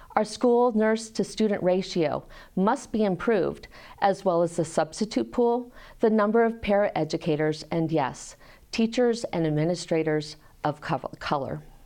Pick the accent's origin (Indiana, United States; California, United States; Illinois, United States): Illinois, United States; Peoria; moved away as an adult; also born or lived in Rochester, Michigan; now in Iowa City, United States; I was raised in Peoria, Illinois, and graduated from Peoria High School.